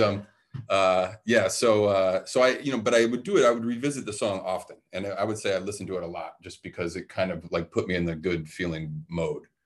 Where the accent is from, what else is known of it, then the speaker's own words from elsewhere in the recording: Detroit, Michigan, United States; I grew up uh, in a very musical culture where I grew up in Detroit, Michigan